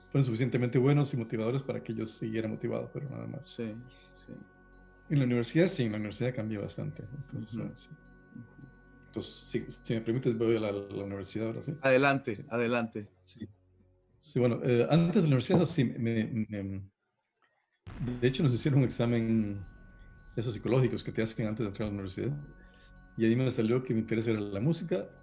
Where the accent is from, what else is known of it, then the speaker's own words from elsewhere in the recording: Guatemala; also born or lived in Costa Rica / Honduras; yo soy guatemalteco, pero nací en Costa Rica. Este, mi primaria la pasé en Honduras y después me fui a Guatemala, o sea que tengo experiencia